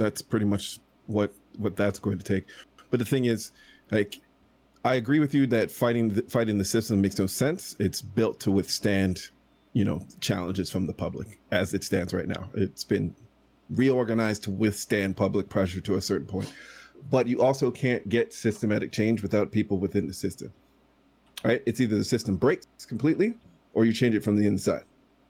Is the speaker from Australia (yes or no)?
no; Canada; By control, I mean, as a Canadian, we can influence our government way more than you guys can influence yours.